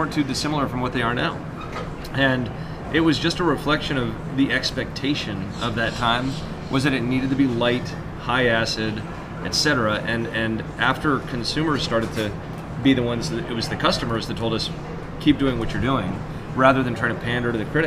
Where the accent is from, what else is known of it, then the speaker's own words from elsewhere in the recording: United States; I'm an American